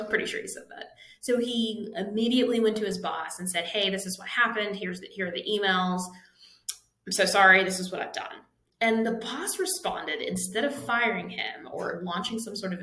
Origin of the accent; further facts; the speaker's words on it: Pittsburgh, Pennsylvania, United States; I'm from Pittsburgh area